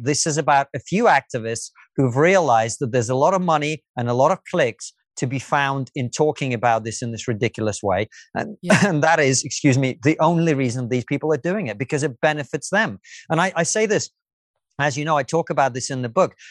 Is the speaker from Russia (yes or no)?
yes; Russia; moved away; I was born in the Soviet Union.